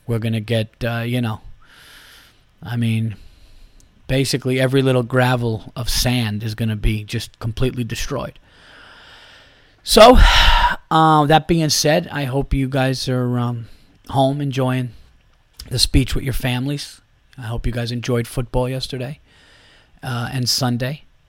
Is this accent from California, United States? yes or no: no; New York, United States; being a New Yorker